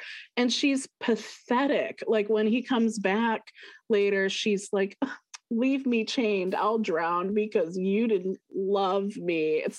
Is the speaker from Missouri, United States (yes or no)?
yes; St. Louis, Missouri, United States; We're from St. Louis